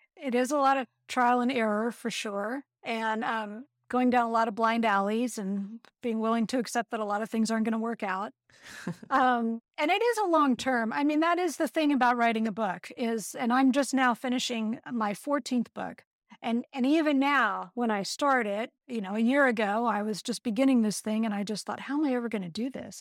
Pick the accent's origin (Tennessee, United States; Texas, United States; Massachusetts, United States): Texas, United States; moved away as an adult; also born or lived in Santa Cruz, California; I grew up in Texas